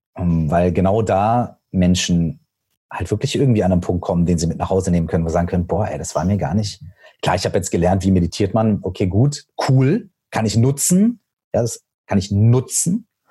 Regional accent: Minden, North Rhine-Westphalia, Germany; meiner Heimatstadt, aus Minden

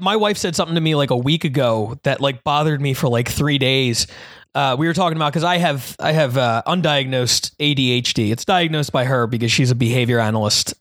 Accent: New Jersey, United States; in New Jersey, which is where I was born

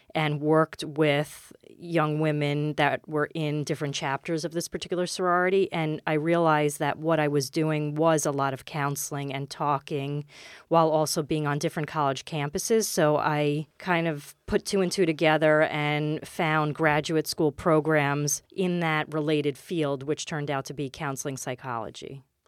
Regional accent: New York City, New York, United States; moved away as an adult; now in Westchester County, United States; I grew up in Queens, and I went to, I went all through the schools in Queens

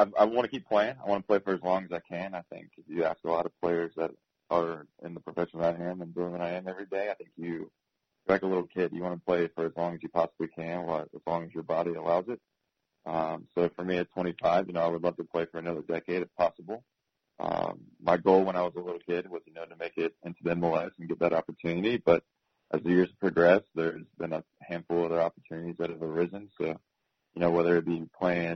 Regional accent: Raleigh, North Carolina, United States; moved away as an adult; now in Cincinnati, United States; being born and raised in the Carolinas, coming from Raleigh

